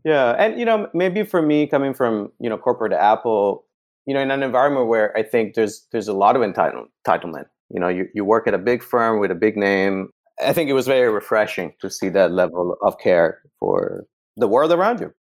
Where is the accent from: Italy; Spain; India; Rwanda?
Italy; northern Italy; moved away as an adult; now in San Francisco, United States; growing up in Italy